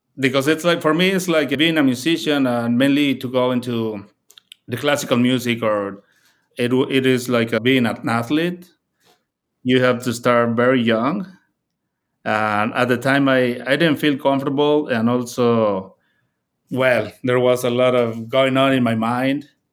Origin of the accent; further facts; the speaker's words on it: Puebla, Mexico; moved away as an adult; also born or lived in Mexico City; now in Chicago, United States; I grew up in a smaller town called Puebla